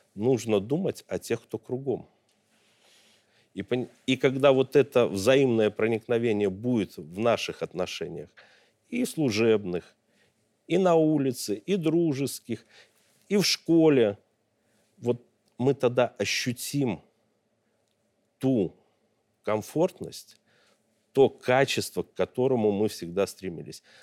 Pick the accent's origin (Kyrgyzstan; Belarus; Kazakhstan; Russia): Belarus; как белорус, как гражданин, как обычный человек